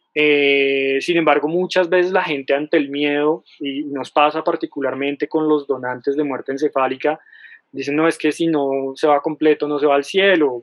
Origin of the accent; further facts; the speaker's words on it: Colombia; en Colombia todos los colombianos tenemos derecho